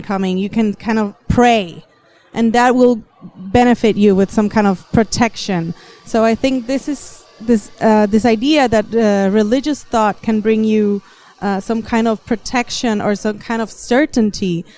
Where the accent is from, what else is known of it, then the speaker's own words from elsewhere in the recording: Puerto Rico; I am from Puerto Rico, which is an island in the Caribbean